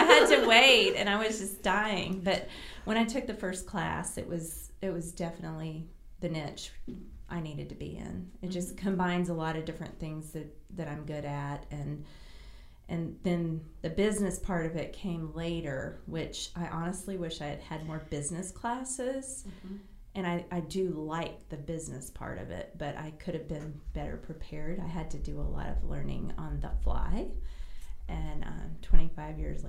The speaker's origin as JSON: {"language": "English", "region": "California", "country": "United States", "tie": "born or raised there", "also_born_or_lived": "South Carolina / Destin, Florida / San Diego, California", "said": "I was actually born in California, so I am a California girl and a Southern girl, but because my mom and dad are both from South Carolina"}